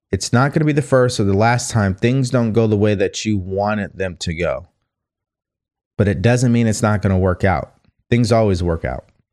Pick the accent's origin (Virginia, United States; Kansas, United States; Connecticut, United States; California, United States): California, United States; also born or lived in Texas; I was from California